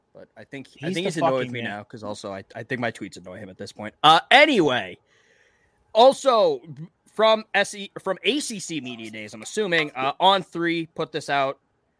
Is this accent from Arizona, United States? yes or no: no; Everett, Massachusetts, United States; Born and raised in Everett.